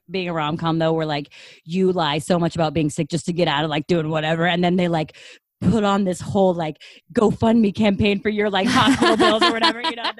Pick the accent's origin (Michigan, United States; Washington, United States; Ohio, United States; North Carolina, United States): Washington, United States; Seattle; I'm from Seattle